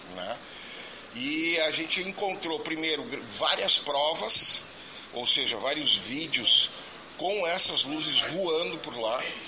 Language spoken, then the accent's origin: Portuguese; Getúlio Vargas, Rio Grande do Sul, Brazil; sou de Getúlio Vargas, no Rio Grande do Sul, no norte do Rio Grande do Sul